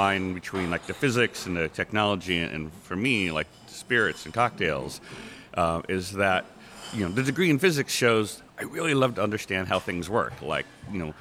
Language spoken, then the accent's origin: English; East Bay, California, United States; now in Seattle, United States; I grew up in East Bay, California